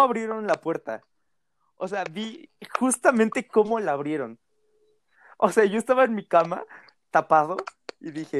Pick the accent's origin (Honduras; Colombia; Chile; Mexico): Mexico; como buena familia mexicana